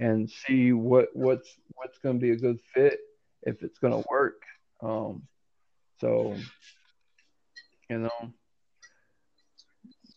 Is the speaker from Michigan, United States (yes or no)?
yes; Saginaw, Michigan, United States; I'm from I'm from Saginaw, Michigan